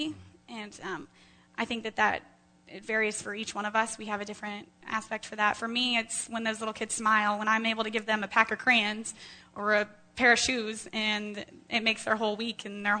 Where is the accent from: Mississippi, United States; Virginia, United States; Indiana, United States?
Indiana, United States; Carmel